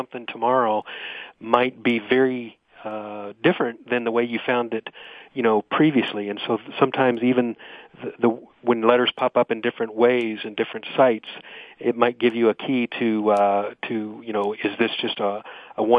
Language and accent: English; Louisville, Kentucky, United States; moved away as an adult; now in Franklin, United States; I'm originally from the Louisville, Kentucky area, and we moved here about 10 years ago